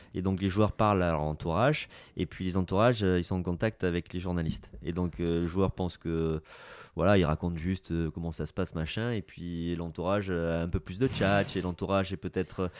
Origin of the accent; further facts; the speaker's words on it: Basque Country, Nouvelle-Aquitaine, France; moved away as an adult; also born or lived in Munich, Germany / Bordeaux; je suis basque